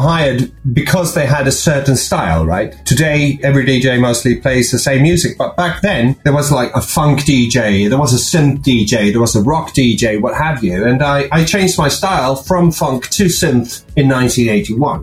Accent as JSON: {"language": "English", "town": "Uppsala", "region": "Uppsala County", "country": "Sweden", "tie": "born or raised there", "first_language": "Swedish", "second_language": "English", "said": "Uppsala, which was where I was born in Sweden"}